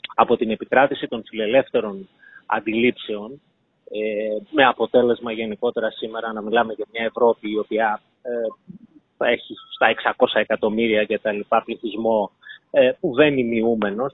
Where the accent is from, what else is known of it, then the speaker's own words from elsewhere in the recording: Greece; σαν Έλληνες